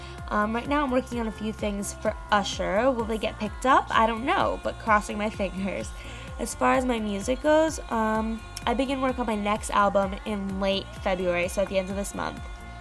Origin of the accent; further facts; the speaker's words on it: New York City, New York, United States; now in Los Angeles, United States; I'm a pop recording artist and songwriter based out of LA, but I'm originally from New York City